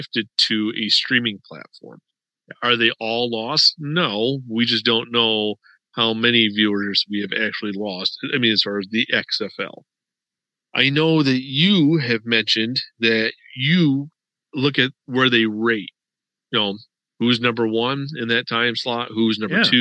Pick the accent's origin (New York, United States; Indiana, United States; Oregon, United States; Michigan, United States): New York, United States; Western; I grew up in Western New York